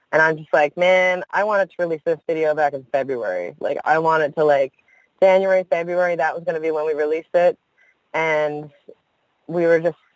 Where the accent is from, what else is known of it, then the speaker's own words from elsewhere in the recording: Newfoundland and Labrador, Canada; I'm from Newfoundland